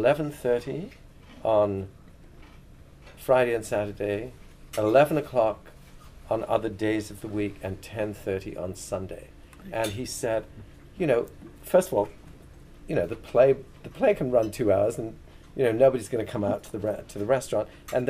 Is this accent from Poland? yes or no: no; England, United Kingdom; when I grew up in England, pub hours were so restricted.